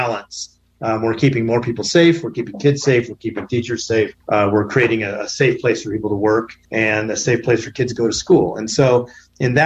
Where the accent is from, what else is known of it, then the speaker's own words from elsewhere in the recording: Southern Oregon, United States; I grew up in Southern Oregon